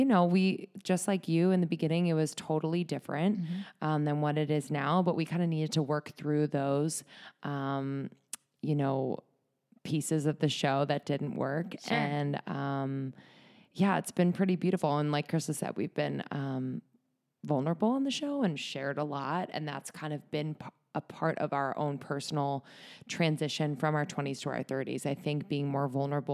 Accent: Bucks County, north of Philadelphia, Pennsylvania, United States; moved away as an adult; also born or lived in New York; now in Los Angeles, United States; I'm from just north of Philadelphia

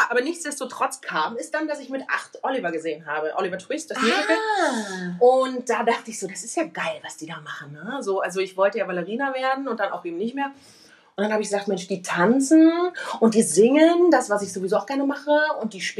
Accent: Cologne, North Rhine-Westphalia, Germany; ich komme ja eigentlich aus Köln und, äh, also nicht eigentlich, sondern ich komme aus Köln.

